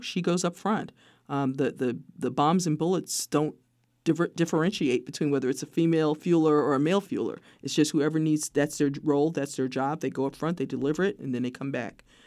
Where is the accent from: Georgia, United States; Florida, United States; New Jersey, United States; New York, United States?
New York, United States; New York City; moved away; I'm a kid from Brooklyn, New York